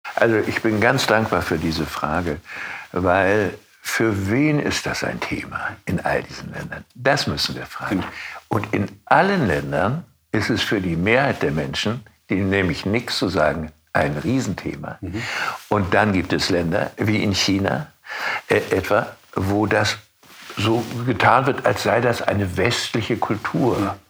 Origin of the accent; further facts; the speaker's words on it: Rostock, Mecklenburg-Vorpommern, Germany; Stadtjugendpastor in meiner Heimatstadt mhm. Rostock